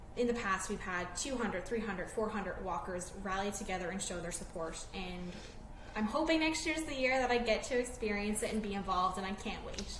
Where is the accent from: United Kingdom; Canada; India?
Canada; Newfoundland and Labrador; now in St. John's, Canada; I am a Newfoundlander, and I've born and raised Newfoundland and Labrador